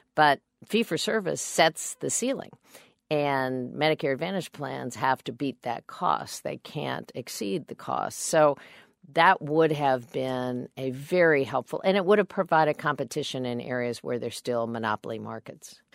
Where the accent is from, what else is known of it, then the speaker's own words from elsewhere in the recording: Kansas, United States; I'm a Democrat from Kansas